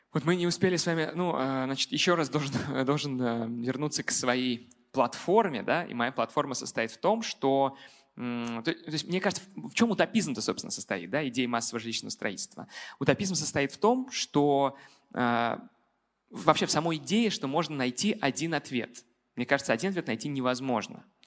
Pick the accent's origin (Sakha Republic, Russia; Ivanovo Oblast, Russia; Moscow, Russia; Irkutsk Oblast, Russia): Moscow, Russia; как москвич